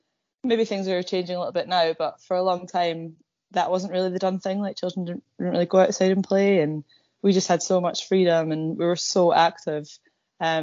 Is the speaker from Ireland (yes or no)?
no; Edinburgh, Scotland, United Kingdom; also born or lived in Dumfries / Lochmaben; everyone thinks of me as like Edinburgh born and bred